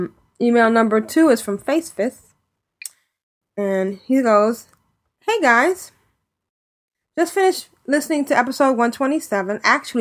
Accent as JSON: {"language": "English", "region": "the South", "country": "United States", "accent": "Southern", "said": "as long as you only make fun of my southern accent a little bit."}